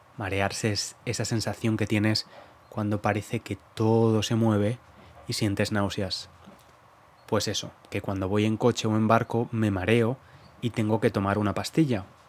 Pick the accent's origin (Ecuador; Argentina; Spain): Spain; Valencia, Valencian Community; moved away as an adult; now in London, United Kingdom; Yo nací en el Mediterráneo, en Valencia